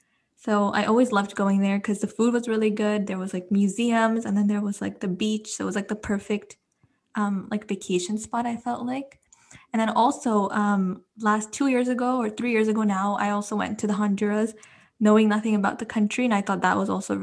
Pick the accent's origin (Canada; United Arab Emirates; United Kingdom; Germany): United Arab Emirates; Dubai; moved away; I grew up in Dubai.